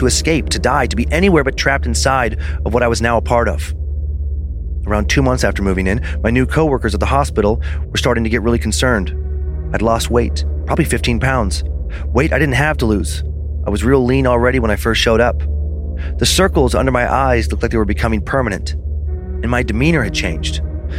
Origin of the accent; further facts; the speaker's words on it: Michigan, United States; I'm from Northern Michigan, and I was full of energy and joy when I got there.